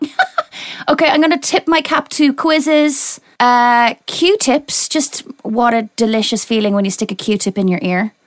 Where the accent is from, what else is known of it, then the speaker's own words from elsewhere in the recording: Ireland; I'm not English. I'm Irish